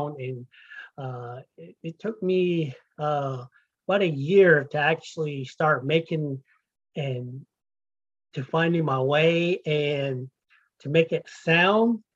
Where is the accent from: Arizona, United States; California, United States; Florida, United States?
Arizona, United States; Fort Defiance; moved away as an adult; now in Kentucky, United States; I grew up on the Navajo Nation, right at the border of New Mexico and Arizona, a place called Fort Defiance, Arizona